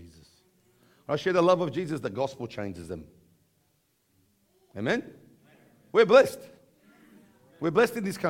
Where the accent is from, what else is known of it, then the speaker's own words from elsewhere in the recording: Bankstown, New South Wales, Australia; accent: Aussie; we come along from Bankstown.